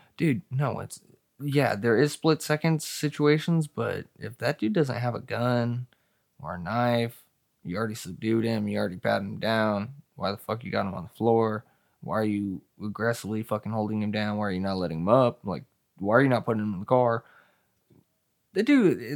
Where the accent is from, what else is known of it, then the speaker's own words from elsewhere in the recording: Hemet, California, United States; I'm from California